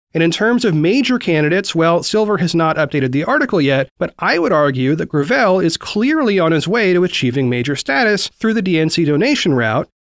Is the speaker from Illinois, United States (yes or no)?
no; Oregon, United States; Oregon, my home state